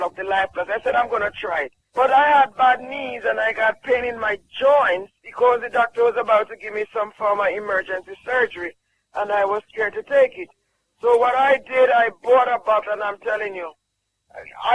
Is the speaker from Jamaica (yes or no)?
yes; Jamaica; I'm from Jamaica.